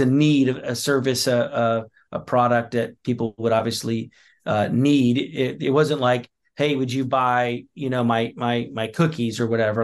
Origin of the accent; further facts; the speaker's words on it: the Carolinas, the South, United States; moved away as an adult; now in Plymouth County, Massachusetts, United States; I grew up in the South in the Carolinas